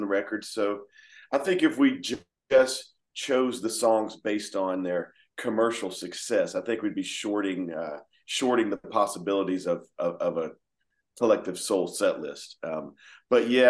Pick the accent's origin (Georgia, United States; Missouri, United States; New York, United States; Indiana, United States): Georgia, United States; here we are from Georgia